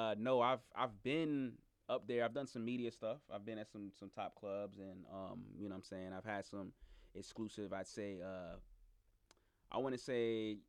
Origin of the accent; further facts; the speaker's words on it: Cambria Heights, New York, United States; now in Atlanta, United States; I'm from Queens, New York, man. I'm from Cambria Heights.